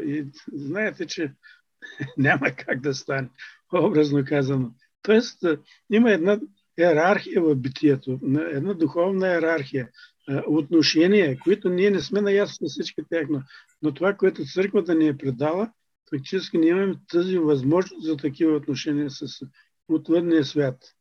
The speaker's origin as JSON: {"language": "Bulgarian", "country": "Bulgaria", "said": "нас като българи"}